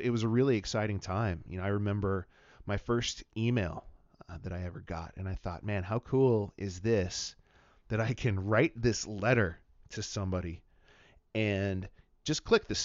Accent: Wenatchee, Washington, United States; moved away as an adult; now in Missoula, United States; I'm a native of Washington State, born and raised in Wenatchee, Washington, the apple capital of the world.

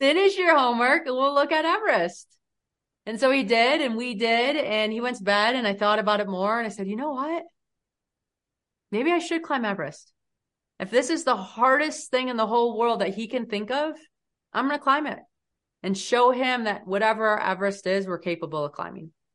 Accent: United States; especially as an American

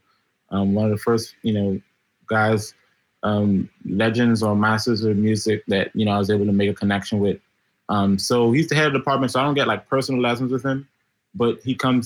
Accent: Bahamas; moved away as an adult; now in New York City, United States; I'm originally from the Bahamas. Both of my parents are Haitian.

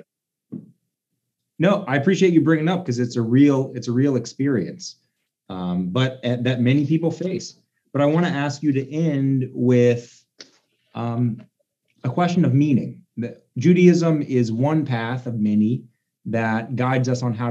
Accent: the South, United States; growing up in the South

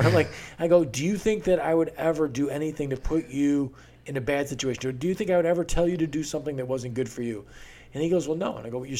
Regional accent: Beaufort, South Carolina, United States; born there; Now, I was born in Beaufort on a naval base there.

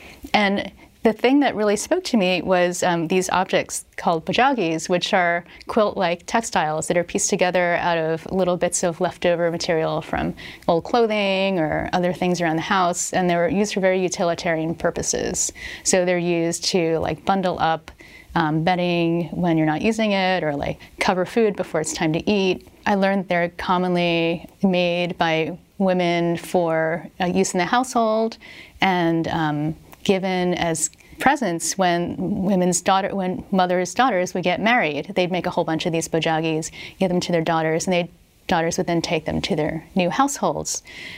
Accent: Philadelphia, Pennsylvania, United States; now in California, United States; You didn't have the people saying, oh, and where are you from? Well, I'm from Philly. And not having that be a surprise.

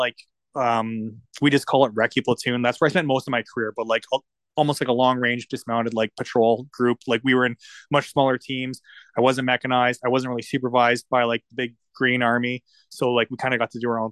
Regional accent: Ontario, Canada; I grew up in Ontario

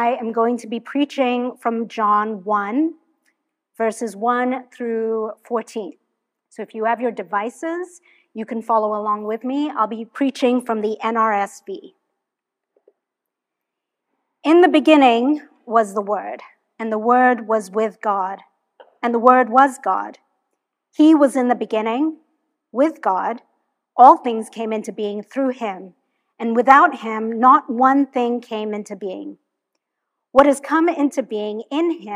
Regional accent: Hong Kong; moved away as an adult; now in United States; I'm originally from Hong Kong. That's where I was born.

